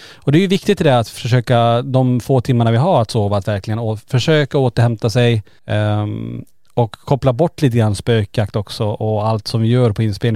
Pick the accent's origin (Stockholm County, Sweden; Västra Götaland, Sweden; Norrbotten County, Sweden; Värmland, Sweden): Norrbotten County, Sweden; Kiruna; är vi ju födda och uppvuxna i Kiruna